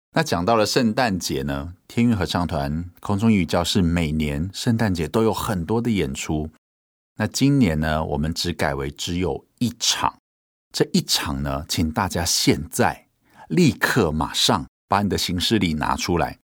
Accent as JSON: {"language": "Chinese", "region": "Hualien County", "country": "Taiwan", "tie": "born or raised there", "said": "我们是在花莲的原住民部落长大的"}